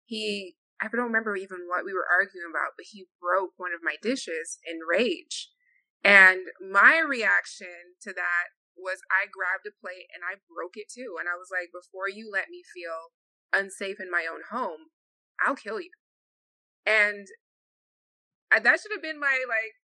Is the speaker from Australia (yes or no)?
no; Jamaica; I'm Jamaican